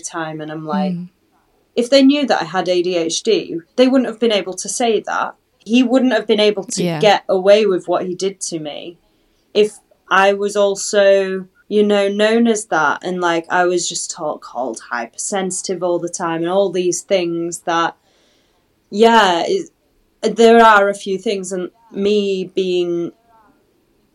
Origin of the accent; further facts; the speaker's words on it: Halifax, Yorkshire and the Humber, United Kingdom; moved away; also born or lived in Manchester; I go back to, unfortunately, Halifax and like Manchester